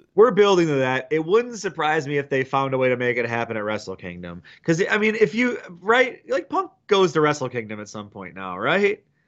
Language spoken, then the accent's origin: English; Detroit, Michigan, United States; I'm from Detroit